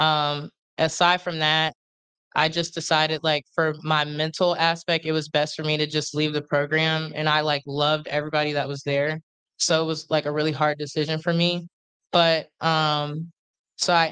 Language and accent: English; Harrisburg, Pennsylvania, United States; moved away as an adult; I was born in Harrisburg, Pennsylvania